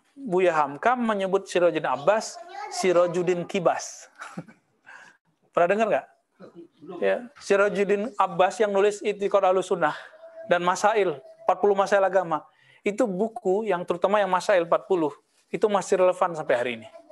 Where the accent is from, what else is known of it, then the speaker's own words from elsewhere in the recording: Payakumbuh, West Sumatra, Indonesia; moved away; kampung saya